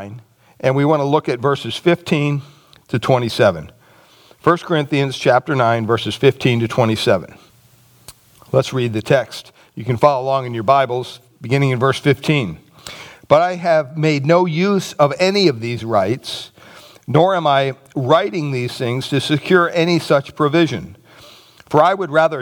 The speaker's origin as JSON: {"language": "English", "country": "United States", "said": "as Christians in America"}